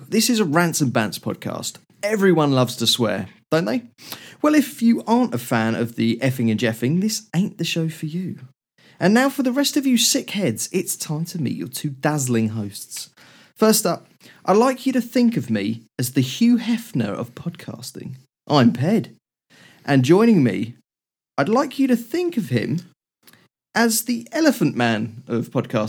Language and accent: English; United Kingdom; Yeah, but we're British.